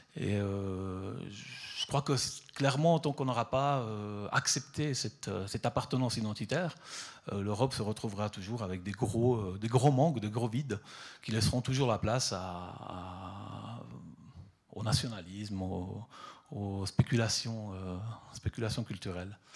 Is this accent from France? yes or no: no; Southern Italy, Italy; now in Switzerland; je suis parti depuis le, sud de l'Italie, euh, donc euh, d'où je suis originaire